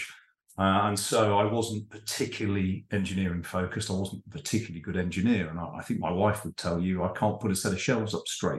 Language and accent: English; United Kingdom; as a Brit